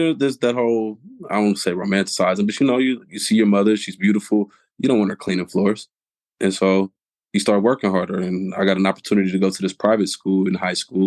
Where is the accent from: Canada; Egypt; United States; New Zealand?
United States; Oakland, California; also born or lived in Columbus, Ohio; moved to Oakland when I was three